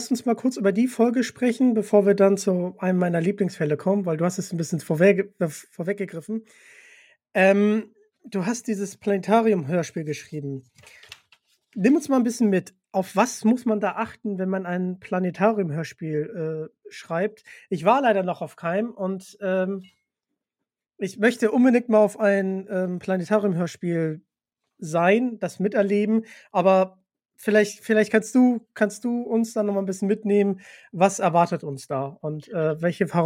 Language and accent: German; North Rhine-Westphalia, Germany; now in Hamburg, Germany; Ich bin ja leider kein gebürtiger Hamburger. Ja. Ich bin zugezogen aus Nordrhein-Westfalen.